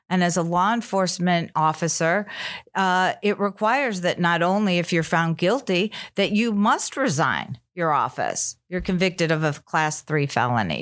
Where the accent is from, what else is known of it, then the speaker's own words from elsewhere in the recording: Chicago, Illinois, United States; I'm from Chicago